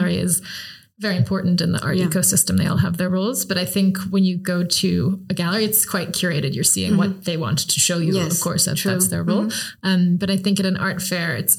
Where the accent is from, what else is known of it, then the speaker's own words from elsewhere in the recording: United States; moved away as an adult; also born or lived in London / South Africa / Belgium; I'm originally American